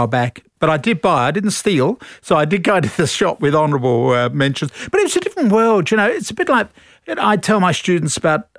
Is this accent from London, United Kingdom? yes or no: yes; London, United Kingdom; moved away as an adult; now in Australia; So, I'm a Londoner.